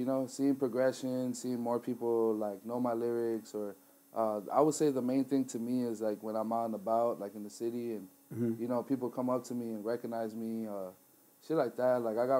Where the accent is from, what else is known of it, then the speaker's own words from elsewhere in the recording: Compton, California, United States; I'm 24 years young. I'm from Compton, California.